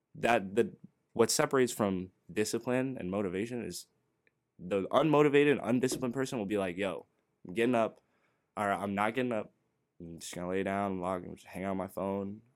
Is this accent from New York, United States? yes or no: no; NoVA, Virginia, United States; we're from Nova